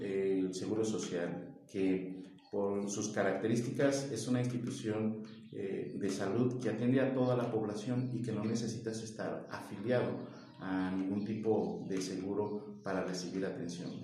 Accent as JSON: {"language": "Spanish", "town": "Paracho", "region": "Michoacán", "country": "Mexico", "said": "Soy un apasionado de Paracho, eh, lo quiero mucho, sus costumbres, sus tradiciones, a su gente, soy de aquí"}